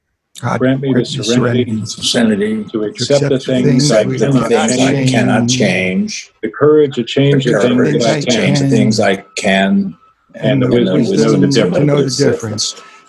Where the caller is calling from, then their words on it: Virginia, United States; I'm calling in from Virginia.